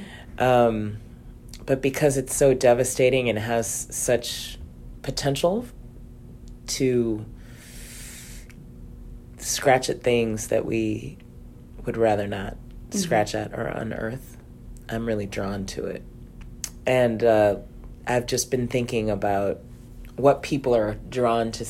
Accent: Baltimore, Maryland, United States; I grew up in Baltimore

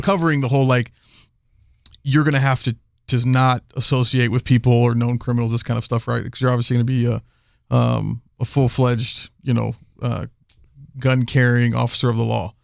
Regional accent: Houston, Texas, United States; I'm from Houston

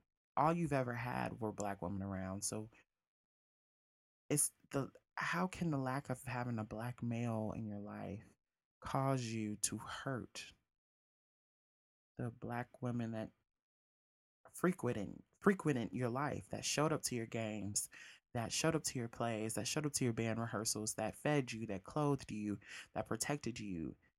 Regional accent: South Bend, Indiana, United States; also born or lived in Mississippi; after we moved to Mississippi from South Bend, Indiana, our fathers weren't around.

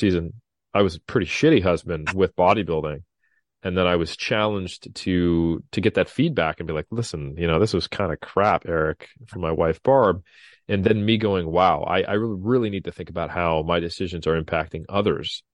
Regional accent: Sacramento, California, United States; my hometown of Sacramento, literally fifteen, twenty minutes from my house tops

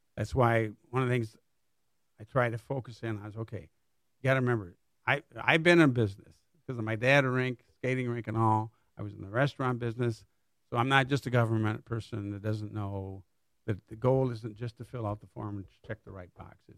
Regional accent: Niles, Michigan, United States; moved away as an adult; also born or lived in Kalamazoo, Michigan / Southfield, Michigan / Pontiac, Michigan; now in Lake Orion, United States; I grew up in a little town near Niles, Michigan. It's in the southwest corner of the state

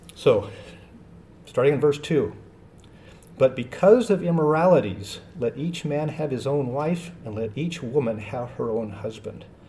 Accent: Washington, United States; moved away; I'm from Washington State

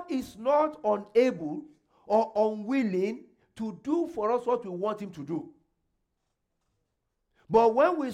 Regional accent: Nigeria; moved away as an adult; now in Canada; I came from Nigeria. I had never been to US

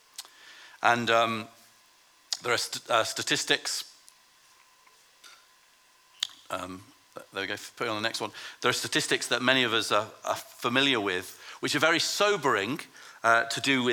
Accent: Lancaster, North West England, United Kingdom; I grew up in Lancaster in the north of England

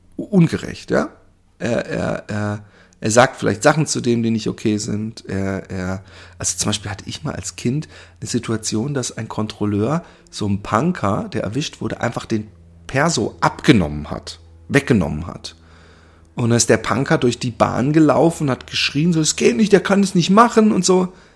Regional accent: Germany; ich bin ja Deutscher

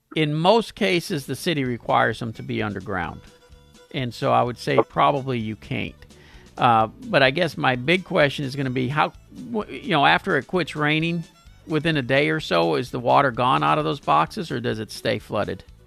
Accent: Pasadena, United States; my hometown of Pasadena

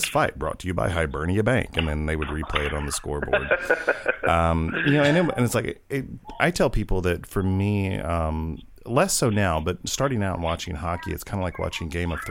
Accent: the South, United States; also born or lived in New Orleans; growing up in the South

